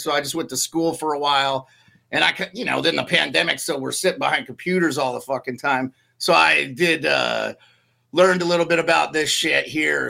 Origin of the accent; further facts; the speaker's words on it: Montana, United States; also born or lived in Alaska; now in Anchorage, United States; I'm from Montana originally